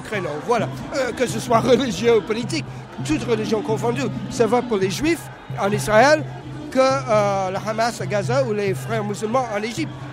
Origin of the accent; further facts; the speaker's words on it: Canada; first language English; French is a second language; now in France; Je suis anglophone d'origine, mais je viens du Canada.